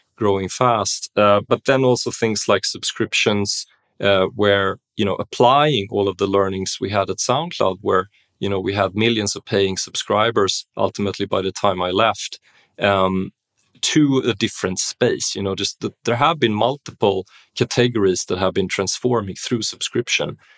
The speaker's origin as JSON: {"language": "English", "town": "Stockholm", "region": "Stockholm County", "country": "Sweden", "tie": "born or raised there", "also_born_or_lived": "Berlin", "moved": "yes", "said": "I grew up in Stockholm, um, Sweden, you know, b-, born and raised"}